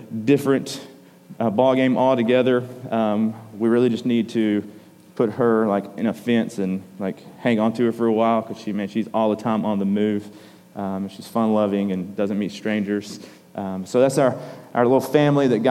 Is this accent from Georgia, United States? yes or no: yes; Georgia, United States; we're from Georgia